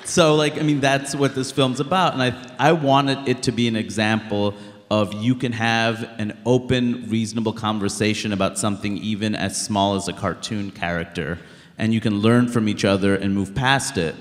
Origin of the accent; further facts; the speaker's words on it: New York City, New York, United States; I grew up in Queens, New York